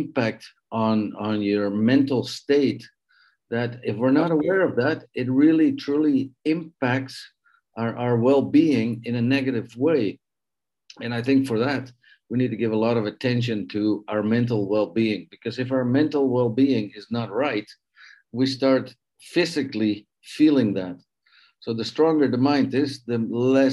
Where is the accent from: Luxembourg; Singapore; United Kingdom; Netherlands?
Netherlands; also born or lived in Canada; now in Mexico; I'm a Dutch Canadian living in Mexico, meaning I was born in the Netherlands, and at a certain age, I left the Netherlands to go find fame and fortune in other places in the world